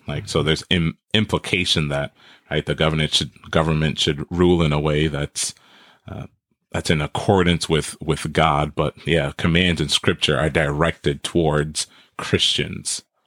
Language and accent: English; New York City, New York, United States; also born or lived in Trinidad; now in Wisconsin, United States; I was born in Trinidad, and I grew up in Brooklyn, New York